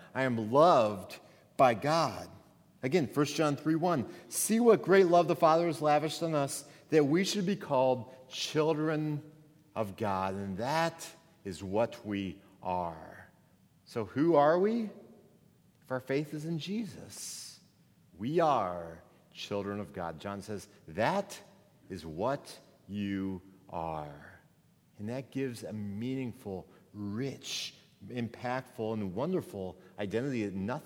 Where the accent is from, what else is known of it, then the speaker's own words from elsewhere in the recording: Missouri, United States; moved away as an adult; also born or lived in Minnesota; I moved from Missouri, where I grew up to Minnesota, 8 hours away from my home.